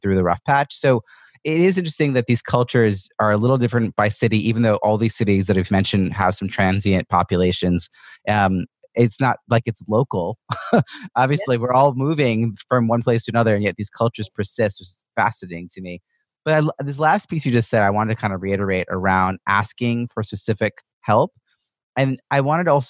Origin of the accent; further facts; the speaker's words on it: New York, United States; moved away; also born or lived in Boston; I'm originally from New York